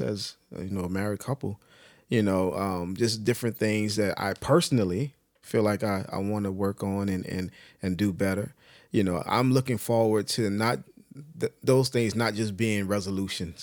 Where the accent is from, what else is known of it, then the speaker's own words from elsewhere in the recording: United States; speaking as an American